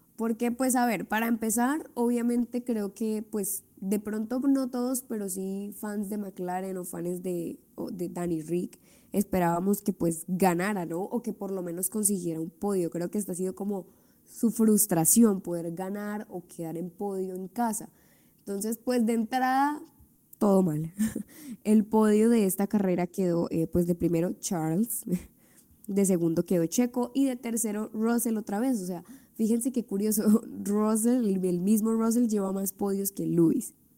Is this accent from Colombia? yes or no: yes; Colombia; somos colombianas